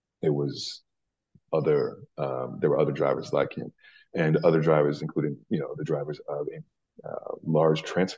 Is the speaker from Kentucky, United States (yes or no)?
no; Louisiana, United States; Well, yeah, I lost my accent a long time ago, but I have a special place in my heart for Newark and New Jersey in general, man.